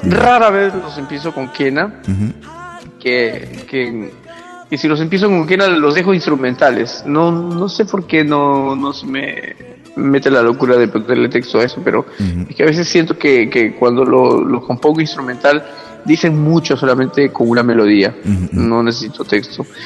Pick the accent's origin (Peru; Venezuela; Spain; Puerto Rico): Peru; Trujillo, La Libertad; moved away as an adult; also born or lived in Argentina / Norway; now in Bergen, Norway; soy trujillano.